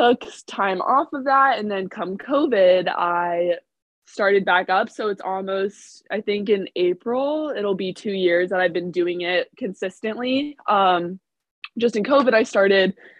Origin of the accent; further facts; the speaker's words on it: Indianapolis, Indiana, United States; I'm from Indianapolis